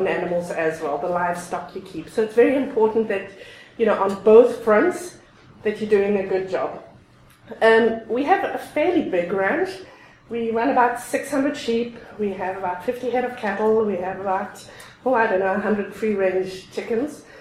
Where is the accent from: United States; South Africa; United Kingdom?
South Africa; moved away as an adult; also born or lived in Europe; now in Alberta, Canada; I was born and raised in South Africa. I spent the first 22 years in South Africa